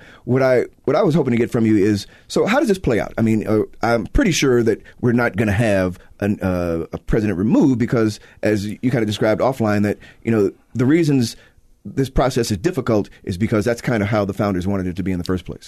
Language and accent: English; Chicago, Illinois, United States; I'm from Chicago